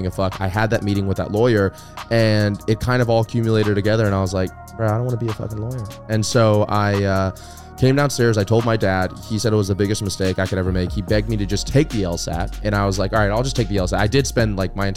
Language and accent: English; Destin, Florida, United States; also born or lived in Atlanta, Georgia; Destin, Florida, which is not my hometown, but where I grew up